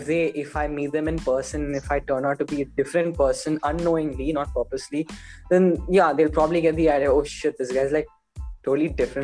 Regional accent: Muscat, Oman; So I used to be like, oh, I'm from Muscat, Oman.

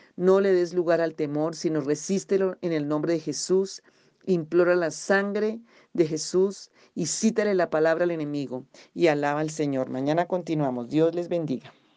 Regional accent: Colombia; aquí en Colombia tenemos diferentes regiones

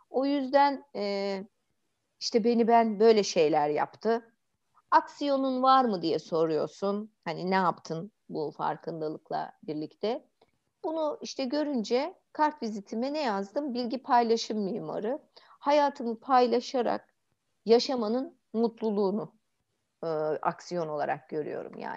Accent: Istanbul, Turkey; biz büyük şehir çocuklarıyız ya. İşte İstanbul'da büyümüşüz apartmanların arasında falan böyle.

